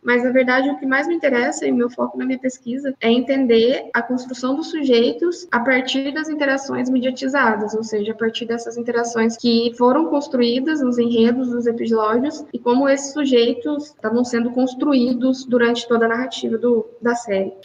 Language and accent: Portuguese; Poços de Caldas, Minas Gerais, Brazil; also born or lived in Belo Horizonte; eu sou de Poços de Caldas, fiz meu mestrado na PUC de BH